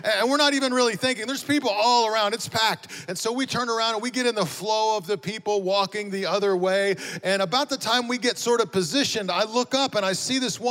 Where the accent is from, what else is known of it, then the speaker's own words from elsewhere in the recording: Amarillo, Texas, United States; moved away as an adult; also born or lived in Dallas area; now in Las Vegas, United States; Both my wife and I were born and raised in Amarillo, Texas